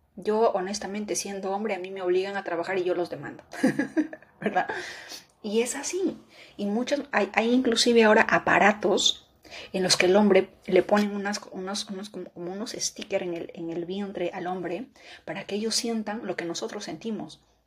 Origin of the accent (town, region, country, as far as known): Peru; moved away